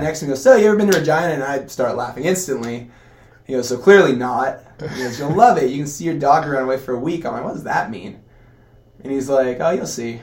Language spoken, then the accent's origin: English; Costa Mesa, California, United States; also born or lived in Long Beach, California / Canada; moved down to Costa Mesa, grew up there, playing every sport under the sun.